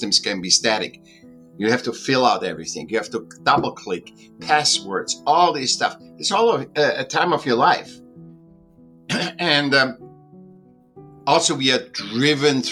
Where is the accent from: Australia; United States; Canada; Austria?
Austria; Vienna; I was born in Vienna, Austria. I was a sick child. I went to school when I was 7